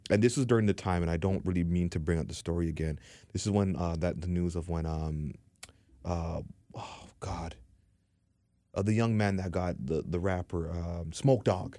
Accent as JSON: {"language": "English", "town": "Toronto", "region": "Ontario", "country": "Canada", "said": "I come from Dean Park. I come from four oh one and, uh, four oh one, Morn-, Morningside"}